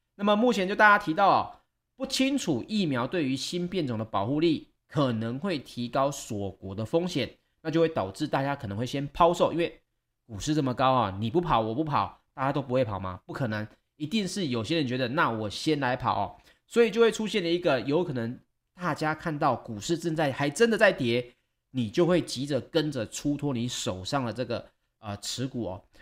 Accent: Taiwan; 我们台湾人出游可能比较少

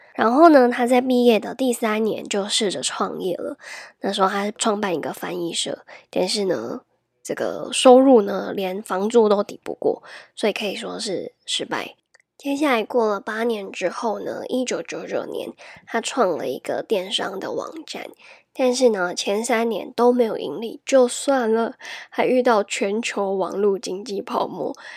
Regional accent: Taiwan; if you were born and raised in Taiwan

